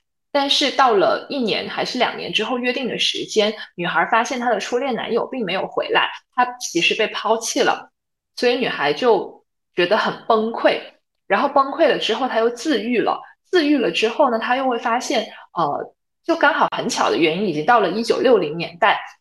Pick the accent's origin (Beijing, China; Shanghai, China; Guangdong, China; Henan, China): Guangdong, China; Guangzhou; 我是来自广州的